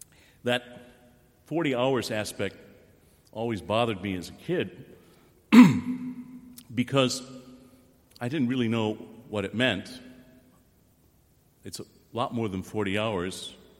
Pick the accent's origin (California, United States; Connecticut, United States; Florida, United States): Connecticut, United States; Now, I'm from Connecticut